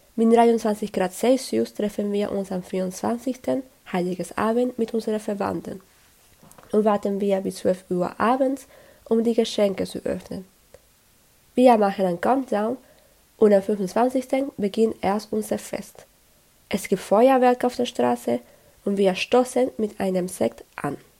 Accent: Peru; German is a second language; now in Germany; in meinem Heimatland Peru

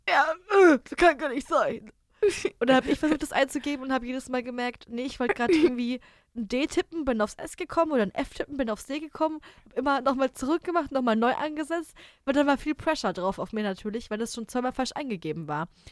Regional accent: Germany; als Deutscher

